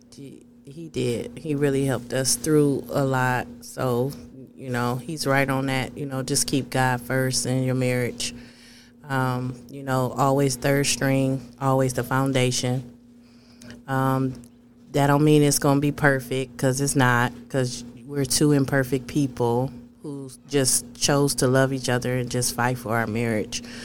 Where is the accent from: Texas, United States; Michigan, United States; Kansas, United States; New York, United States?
Michigan, United States; Flint; I'm from Flint.